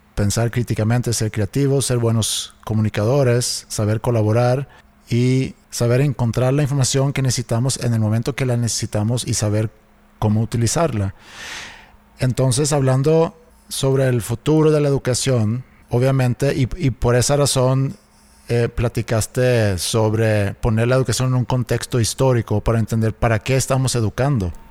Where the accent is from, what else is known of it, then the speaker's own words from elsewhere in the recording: Sweden; now in Mexico; de donde yo soy en Suecia